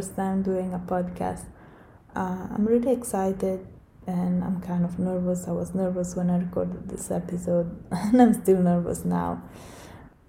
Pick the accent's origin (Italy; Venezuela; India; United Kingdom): Italy; moved away; I'm from Italy, but I have extensive experience living abroad.